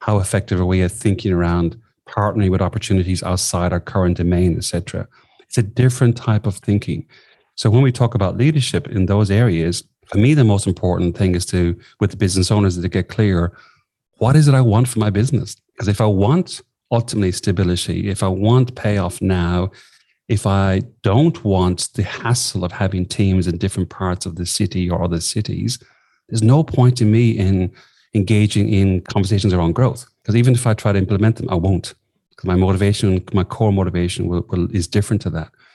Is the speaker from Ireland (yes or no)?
yes; southwest of Ireland, Ireland; moved away as an adult; also born or lived in Sligo, Ireland / London, United Kingdom; now in Australia; I, grew up in the southwest of Ireland